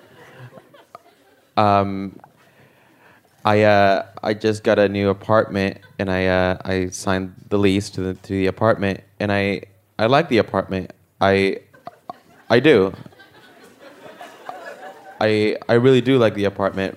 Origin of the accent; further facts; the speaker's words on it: El Salvador; moved away; I'm originally from El Salvador